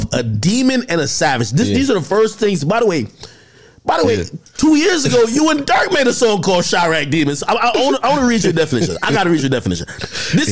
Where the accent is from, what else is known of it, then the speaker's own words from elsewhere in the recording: New Jersey, United States; I'm from Jersey